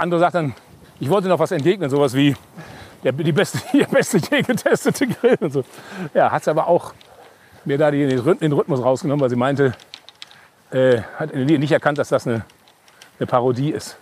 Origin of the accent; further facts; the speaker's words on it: North Rhine-Westphalia, Germany; accent: Hochdeutsch; moved away; also born or lived in Cologne; ich bin in Westfale, ich spreche Hochdeutsch